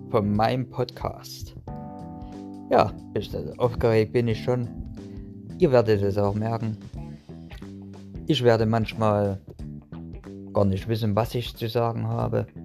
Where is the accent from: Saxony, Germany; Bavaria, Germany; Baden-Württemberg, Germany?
Saxony, Germany; Burgstädt; Also fangen wir mal an mit der Kindheit, wo ich doch eigentlich herkomme. Ich komme aus Chemnitz oder besser gesagt aus Burgstedt. Das ist ein kleines kleine Stadt in der Nähe von Chemnitz.